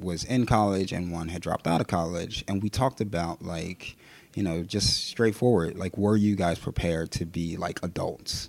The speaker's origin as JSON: {"language": "English", "town": "Philadelphia", "region": "Pennsylvania", "country": "United States", "tie": "born or raised there", "said": "born and raised right here in, in West Philly"}